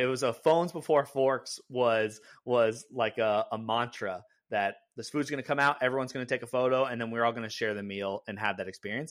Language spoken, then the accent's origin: English; California, United States; now in Seattle, United States; I grew up in California